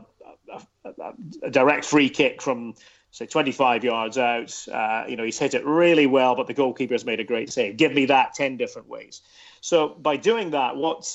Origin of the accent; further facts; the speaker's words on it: Aberdeen, Scotland, United Kingdom; growing up in Aberdeen in the northeast of Scotland